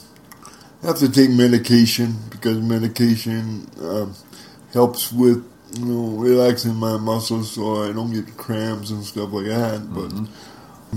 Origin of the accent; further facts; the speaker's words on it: Jamestown, North Dakota, United States; also born or lived in Grafton, North Dakota; right here in Jamestown. Matter of fact, I moved from Grafton, North Dakota, to Jamestown just to go to school